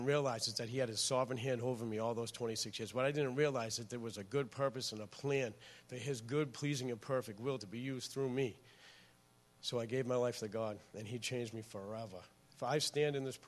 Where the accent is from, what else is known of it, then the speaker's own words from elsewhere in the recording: Lynn, Massachusetts, United States; I'm from Lynn, Massachusetts. I grew up actually all over the North Shore